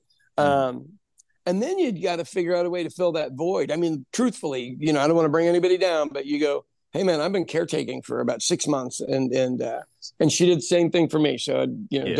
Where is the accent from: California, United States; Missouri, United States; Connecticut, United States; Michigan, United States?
Missouri, United States; Kansas City; now in The Village, United States; the Northeast, which is the Italian area of Kansas City and are my hometown